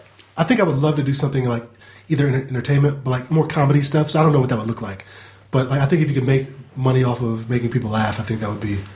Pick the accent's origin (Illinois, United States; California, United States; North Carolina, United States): North Carolina, United States; I grew up in North Carolina.